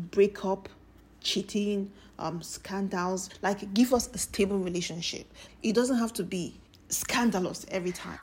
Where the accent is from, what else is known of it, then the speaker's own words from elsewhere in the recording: Nigeria; As a Nigerian